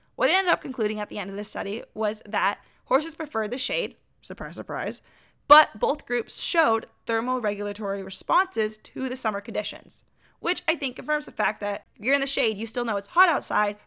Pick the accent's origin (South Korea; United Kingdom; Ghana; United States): United States; Washington; also born or lived in Arizona; now in North Carolina, United States; we grew up together in Washington